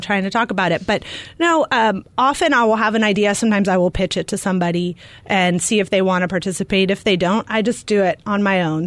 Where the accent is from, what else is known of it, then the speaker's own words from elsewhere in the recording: California, United States; also born or lived in Arizona; now in Glendale, United States; I grew up in California, so I gave myself a year to get hired here, or I was going to move back to California.